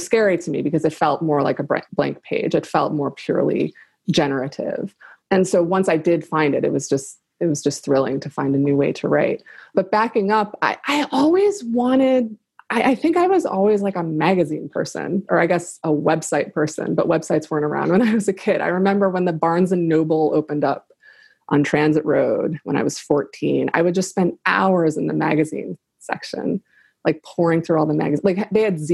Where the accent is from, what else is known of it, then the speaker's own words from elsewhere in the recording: Buffalo, New York, United States; my hometown of Buffalo